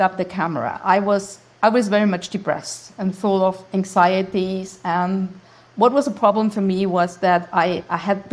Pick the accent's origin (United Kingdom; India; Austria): Austria; English is a second language; also born or lived in Graz, Styria; I'm Austrian, so English is not my native language. And I live in Graz